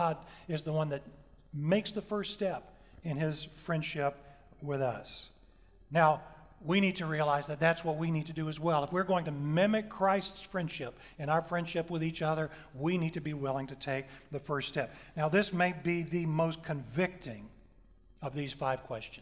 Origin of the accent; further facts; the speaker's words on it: the South, United States; I'm from the South